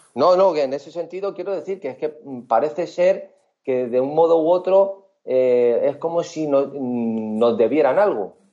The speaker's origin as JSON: {"language": "Spanish", "country": "Spain", "said": "como españoles o como europeos"}